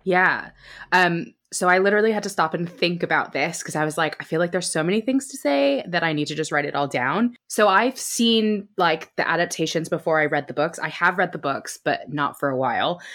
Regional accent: United States; moved away as an adult; now in United Kingdom; I live in the U K now, but I grew up in the States

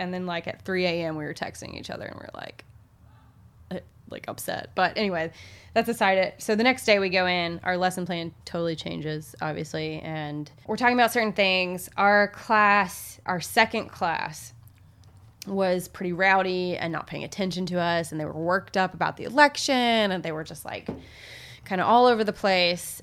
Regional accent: Little Rock, Arkansas, United States; I come from the Deep South. I heard racial slurs often as a child. Our town is pretty segregated still. There is even, like, Central High, which, Central High and Little Rock

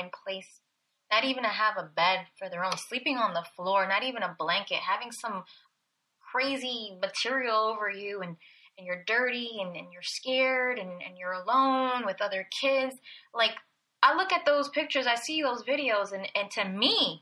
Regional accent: Belleville, New Jersey, United States; I was born in Belleville, New Jersey

